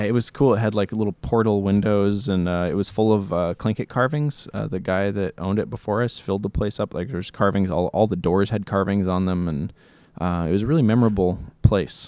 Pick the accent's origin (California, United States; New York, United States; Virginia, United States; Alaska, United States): Alaska, United States; Juneau; Uh, I grew up in Juneau. I was, uh, born here in Juneau